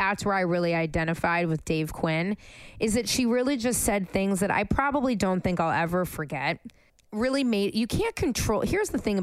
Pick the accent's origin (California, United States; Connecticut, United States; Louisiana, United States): California, United States; San Francisco; now in Los Angeles, United States; I'm from San Francisco